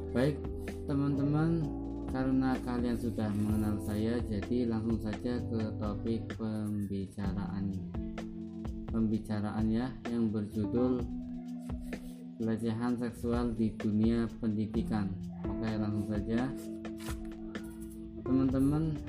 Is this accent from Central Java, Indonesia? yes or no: yes; Brebes, Central Java, Indonesia; born there; now in Tegal, Indonesia; lahir di Brebes tanggal 7 Desember 1999 atau berumur 20 tahun akan tetapi sekarang saya tinggal di Yomani, Kecamatan Lebakyu, Kabupaten Tegal.